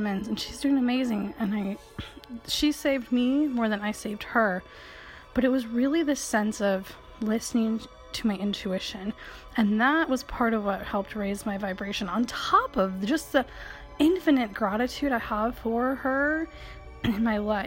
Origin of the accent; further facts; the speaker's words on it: Michigan, United States; I grew up in Michigan.